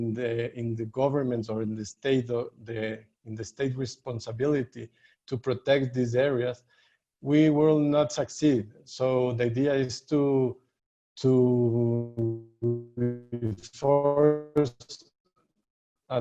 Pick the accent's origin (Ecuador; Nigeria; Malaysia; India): Ecuador; I'm from Ecuador